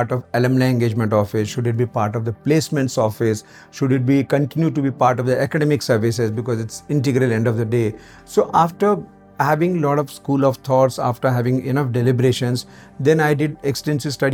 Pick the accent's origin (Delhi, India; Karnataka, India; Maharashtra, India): Maharashtra, India; moved away as an adult; also born or lived in Aurangabad; now in Hyderabad, India; born and brought up completely in Maharashtra